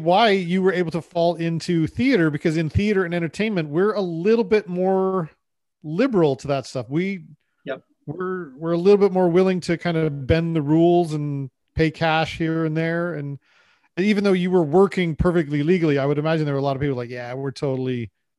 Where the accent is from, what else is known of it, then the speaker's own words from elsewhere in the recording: United States; now in Canada; because I am an American who lives in Canada